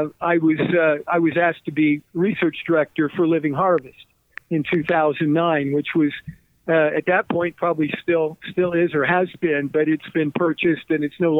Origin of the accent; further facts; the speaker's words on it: Midwest, United States; I grew up in the Midwest.